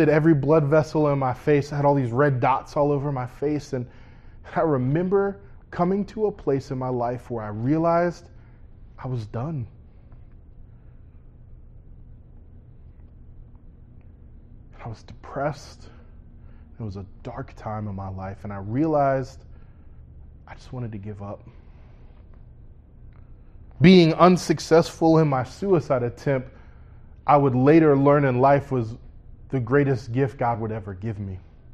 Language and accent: English; Orlando, Florida, United States; I was born right here in Orlando, Florida, at Orlando Regional Medical Center.